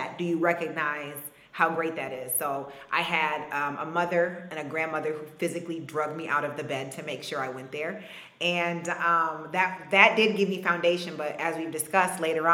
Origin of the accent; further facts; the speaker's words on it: Ann Arbor, Michigan, United States; growing up in Ann Arbor